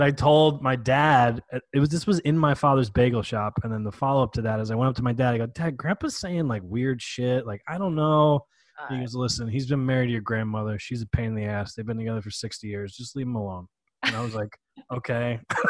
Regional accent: New York, United States; moved away; We're from New York originally.

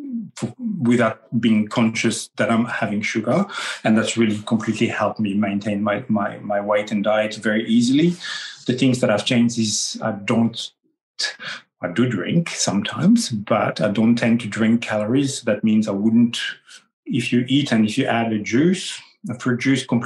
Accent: France; accent: French; English is a second language; moved away; also born or lived in Australia; my French accent

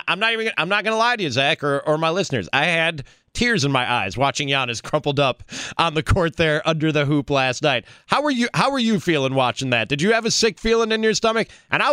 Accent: Chicago, Illinois, United States; moved away as an adult; now in Milwaukee, United States; I grew up in Chicago, a Bulls fan. I'm 100% on the Bucks bandwagon now after 15 plus years in Milwaukee.

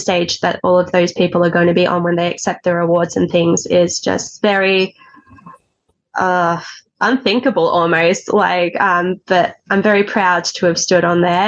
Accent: Stawell, Victoria, Australia; moved away; also born or lived in Ballarat / Melbourne; now I'm back where it all began in Stawell

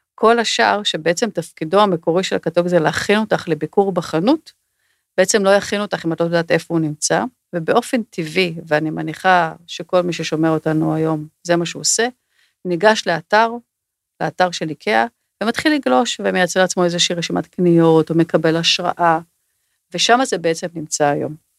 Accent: Israel

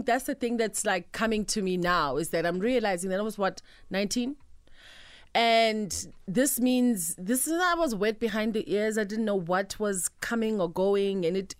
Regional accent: Mthatha, Eastern Cape, South Africa; And also, because I'm Xhosa every day. {S2} Yeah. {S1} And I'm from the Eastern Cape, Mthatha.

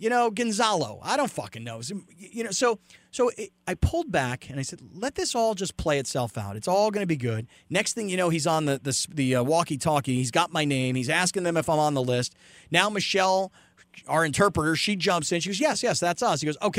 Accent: California, United States; I mean, we're white boys from California

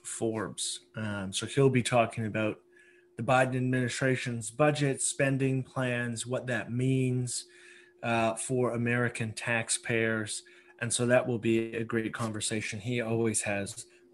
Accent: Canada; as a Canadian

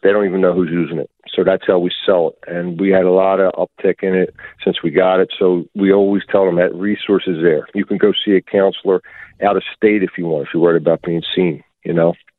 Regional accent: Philadelphia, Pennsylvania, United States; I grew up in Kensington and and and down in um Juniata

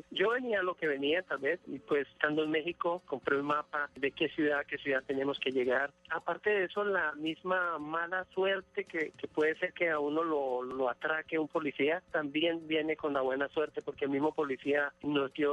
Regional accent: Colombia; moved away as an adult; yo me vine de Colombia en el año 85 y la única razón por la que yo quise venirme de Colombia era porque no había oportunidades.

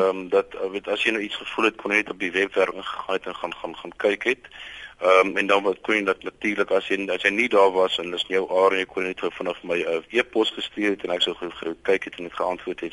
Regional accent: Boksburg, Gauteng, South Africa; ek het wel groot geword in Boksburg, ehm um, in die in die in die Oosrand.

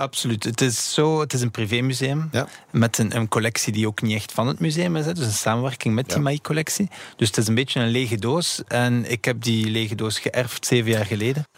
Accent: Belgium; we zijn Belgen

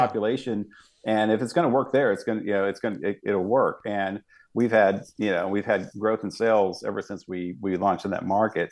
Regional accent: Dallas, Texas, United States; I grew up in West Dallas, um, you know, to the Oak Cliff area

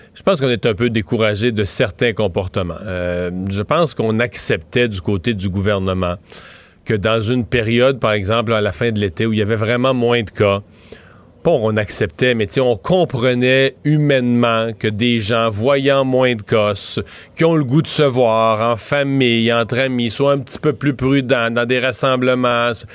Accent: Bas-Saint-Laurent, Quebec, Canada; now in Montérégie, Canada; Montréal, Montérégie, Bas-Saint-Laurent, ma région de travail, ma région de résidence, ma région d'origine

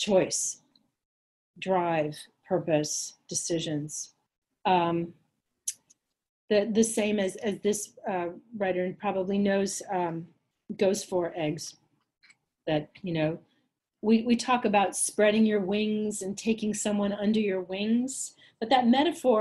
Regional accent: Los Angeles, California, United States; moved away; also born or lived in Minnesota; a girl growing up in Los Angeles

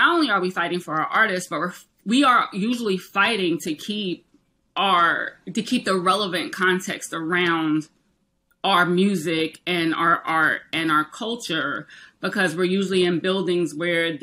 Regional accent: South Carolina, United States; moved away as an adult; now in New York City, United States; I was born in New York. I grew up in South Carolina, but I spent all my summers and holidays here, and I've been here my entire adult life.

